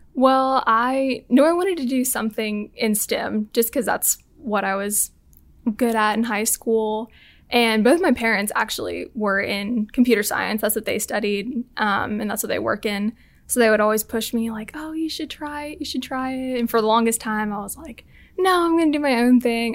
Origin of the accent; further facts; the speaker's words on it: Austin, Texas, United States; moved away as an adult; now in Auburn, United States; I'm from Austin